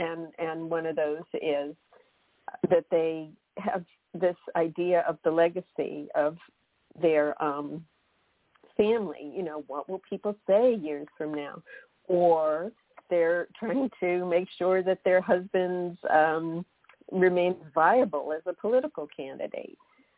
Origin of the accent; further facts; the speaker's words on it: Massachusetts, United States; I'm originally from Massachusetts, and we have this big, you know, Kennedy fascination.